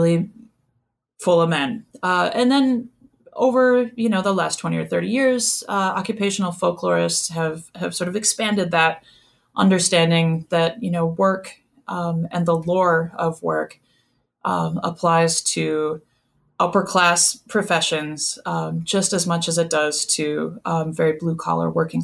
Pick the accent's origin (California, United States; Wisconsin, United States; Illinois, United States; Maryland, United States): Wisconsin, United States; moved away as an adult; also born or lived in Madison; When I was growing up in Wisconsin, we listened to Down Home Dairyland